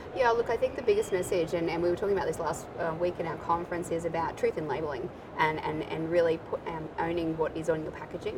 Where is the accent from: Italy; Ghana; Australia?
Australia